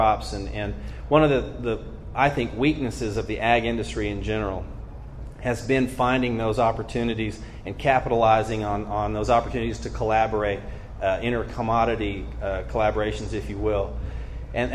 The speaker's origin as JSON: {"language": "English", "region": "northeast Arkansas", "country": "United States", "tie": "born or raised there", "said": "there's a little town not far from my hometown. It's called Goobertown"}